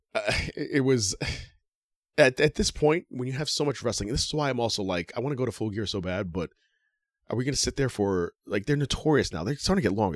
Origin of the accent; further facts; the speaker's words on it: Yonkers, New York, United States; I don't have an arena in Yonkers, I'm sorry. My hometown arena